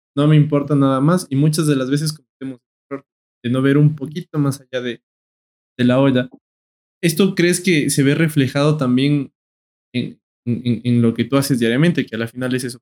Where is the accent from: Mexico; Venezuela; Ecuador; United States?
Ecuador; como ecuatorianos, como pueblo